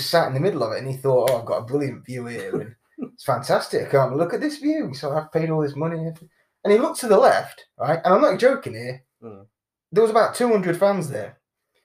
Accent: Nottingham, East Midlands, United Kingdom; moved away; also born or lived in Sheffield; growing up in Nottingham

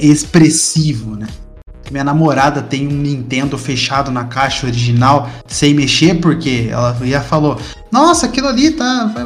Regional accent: Tatuí, São Paulo, Brazil; moved away as an adult; now in Sorocaba, Brazil; eu sou de Tatuí, interior de São Paulo, vim para Sorocaba, morar no interior também de São Paulo

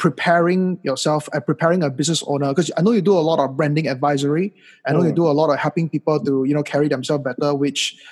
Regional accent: Malaysia; moved away; also born or lived in United States; 3-4 years ago when I came back to Malaysia from the United States

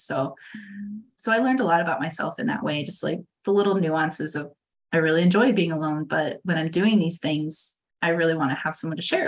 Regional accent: Iowa, United States; now in Wisconsin, United States; I grew up in Iowa

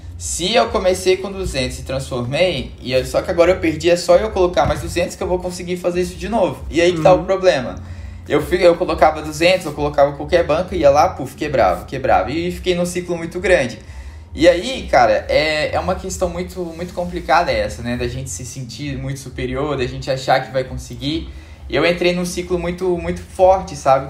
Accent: Belo Horizonte, Minas Gerais, Brazil; moved away as an adult; now in Santa Catarina, Brazil; eu sou de Belo Horizonte

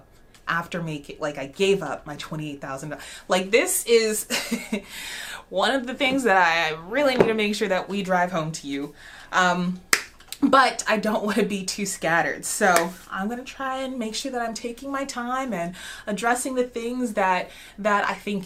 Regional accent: Alaska, United States; moved away as an adult; also born or lived in Arlington, Texas; I grew up in Alaska

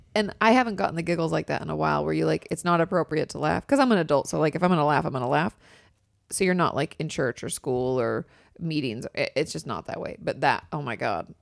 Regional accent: near Vancouver, Washington, United States; now in Los Angeles, United States; I grew up not too far from Vancouver, so that's, like, right in my neck of the woods

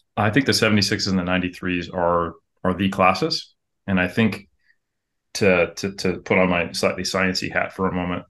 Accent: United States; moved away as an adult; now in New Zealand; I am American

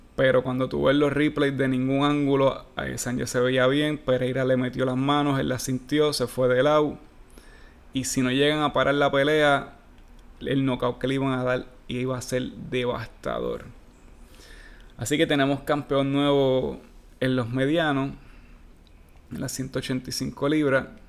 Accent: Puerto Rico; yo soy bien puertorriqueño

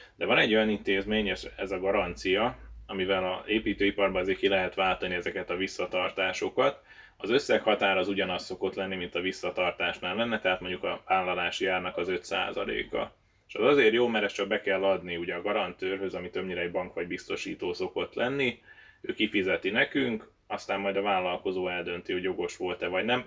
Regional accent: Hungary

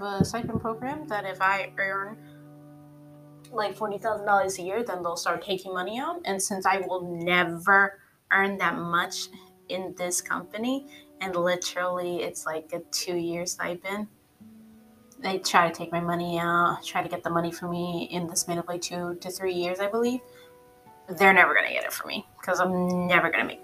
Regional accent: a Tri-City area in an East Coast state, United States; I lived in the same area my whole life, the same Tri-City area my whole life, my hometown that I was living in before, my whole life

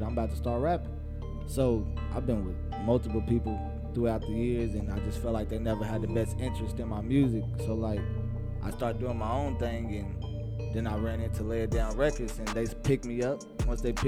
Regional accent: Louisville, Kentucky, United States; also born or lived in Indiana; I'm from Louisville, Kentucky

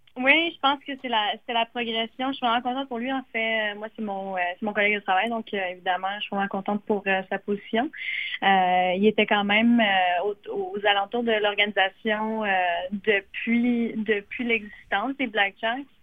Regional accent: Gatineau, Quebec, Canada; je suis native de Gatineau, donc euh, je reste dans la région

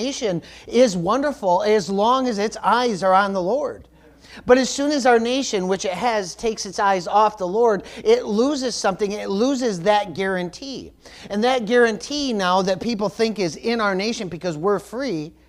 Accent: United States; I am a Christian before I'm American

